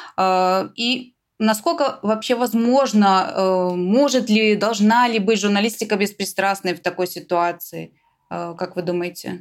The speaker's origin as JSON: {"language": "Russian", "country": "Belarus", "said": "мы, белорусы"}